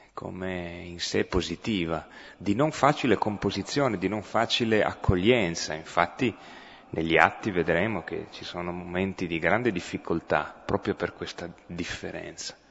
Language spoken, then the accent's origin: Italian; Piedmont, Italy; accent: Piedmontese; first language Piedmontese; Italian is a second language; per me, l'italiano è una lingua aggiunta eh, io sono venuto al mondo col piemontese, eh, quindi la mia lingua nativa sarebbe quella